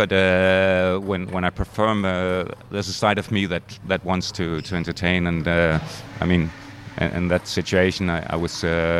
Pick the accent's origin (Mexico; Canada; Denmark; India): Denmark; Elsinore, Capital Region of Denmark; I'm from Elsinore, which is up the northern part of Zealand, close to Sweden, and we have a nice club up there.